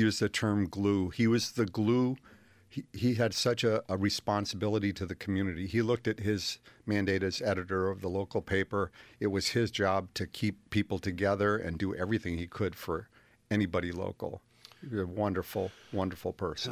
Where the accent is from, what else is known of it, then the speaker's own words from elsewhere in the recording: Willimantic, Connecticut, United States; also born or lived in Manchester, Connecticut / Columbia, Connecticut; my parents moved to Willimantic when I was four years old